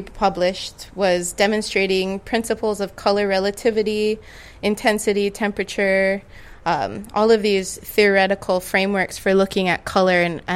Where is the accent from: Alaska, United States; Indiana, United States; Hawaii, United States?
Hawaii, United States; Growing up in Hawaii